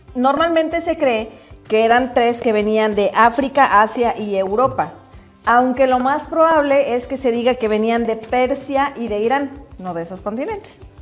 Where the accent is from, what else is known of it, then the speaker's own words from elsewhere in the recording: Orizaba, Veracruz, Mexico; Orizaba, que es de donde yo soy